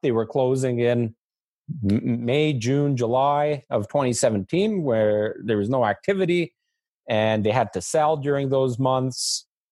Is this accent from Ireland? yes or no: no; Canada; as a Canadian